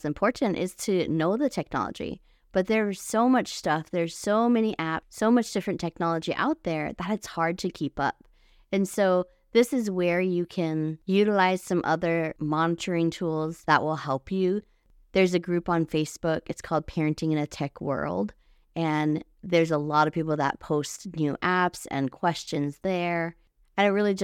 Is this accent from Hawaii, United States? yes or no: yes; Hawaii, United States; moved away; I was born and raised in Hawaii and all of my family is still there